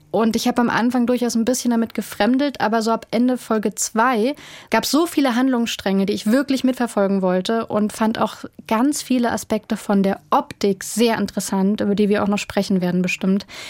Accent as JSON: {"language": "German", "region": "Berlin", "country": "Germany", "said": "ich komme ja aus Berlin"}